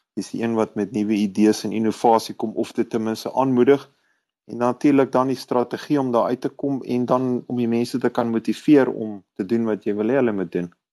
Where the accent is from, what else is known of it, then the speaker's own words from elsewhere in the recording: Pretoria, Gauteng, South Africa; ek is 'n Suid-Afrikaner en ek is 'n Pretoriaaner